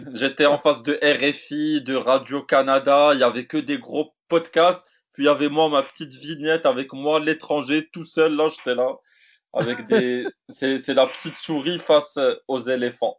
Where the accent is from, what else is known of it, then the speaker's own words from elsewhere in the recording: Morocco; je suis marocain, maghrébin, africain